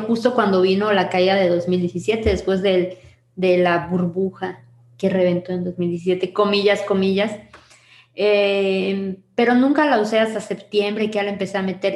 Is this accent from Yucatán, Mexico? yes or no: yes; Mérida, Yucatán, Mexico; soy de Mérida, Yucatán